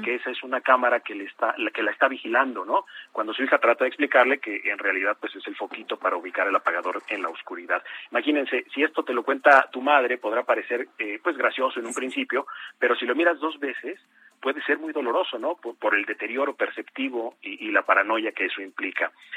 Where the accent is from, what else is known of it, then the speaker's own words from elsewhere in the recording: Mexico; algunas cosas que tenemos como mexicanos